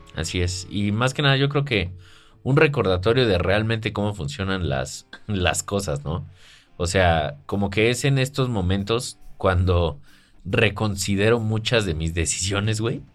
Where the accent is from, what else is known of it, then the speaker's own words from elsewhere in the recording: Mexico; yo soy mexicano